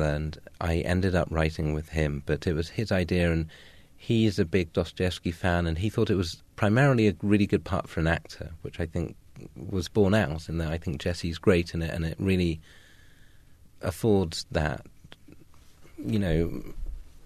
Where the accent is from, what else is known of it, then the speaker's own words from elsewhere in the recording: Suffolk, East of England, United Kingdom; also born or lived in London; I was born in London and lived near Elephant and Castle, and then we moved to Suffolk, the jewel of the East in England, when I was around 6 or 7